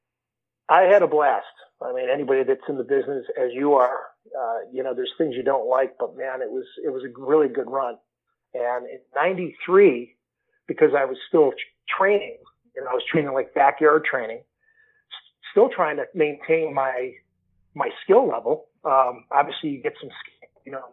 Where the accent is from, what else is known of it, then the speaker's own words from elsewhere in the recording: Waterbury, Connecticut, United States; moved away as an adult; now in Las Vegas, United States; I'm originally from Waterbury, Connecticut, and came out to Vegas probably about 27 years ago